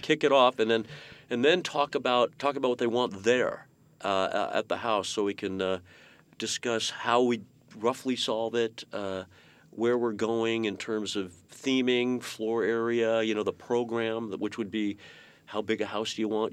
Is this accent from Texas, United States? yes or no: no; Menlo Park, California, United States; I grew up in Menlo Park